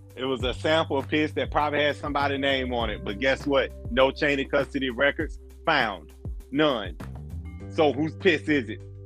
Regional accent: Louisiana, Mississippi, Alabama, Deep South, United States; we grew up in Louisiana, Mississippi, Alabama

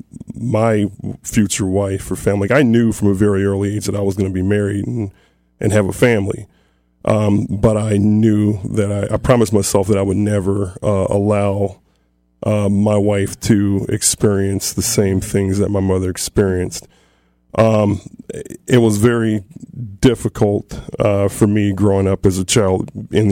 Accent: Toledo, Ohio, United States; I grew up basically in South Toledo, in the inner city

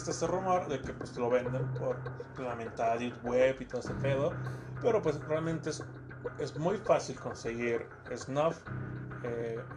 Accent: Mexico; Somos mexicanos

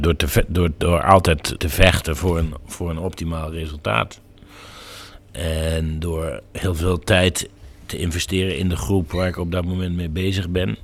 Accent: North Brabant, Netherlands; Ik kom uit Brabant en dat het maakt veel van mijn identiteit

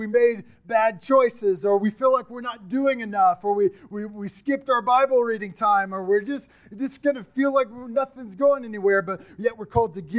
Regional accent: Midwest, United States; I'm from the Midwest

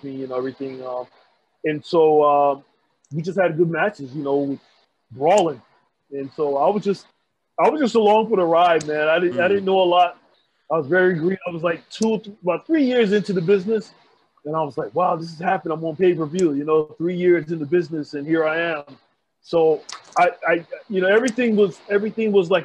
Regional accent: East Orange, New Jersey, United States; I grew up in East Orange, New Jersey

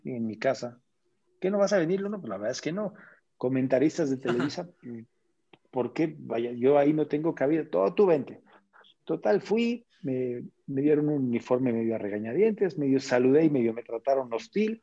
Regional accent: Mexico; soy mexicano

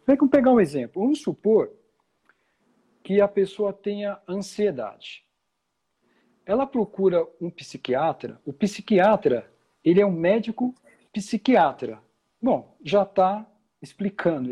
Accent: São Paulo, Brazil; moved away as an adult; also born or lived in London; eu sou aqui de São Paulo, né? eu nasci, cresci

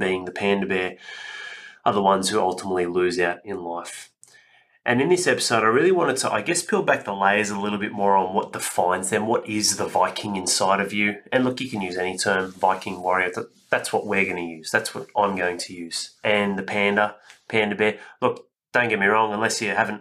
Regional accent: Penrith, New South Wales, Australia; also born or lived in Northern Beaches, Sydney; I grew up in Western Sydney in Penrith, and it wasn't a ghetto, but I lived in St Clair

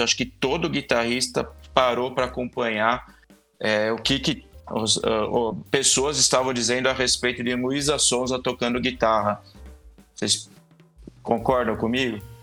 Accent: Brazil; a gente é, é, brasileiro

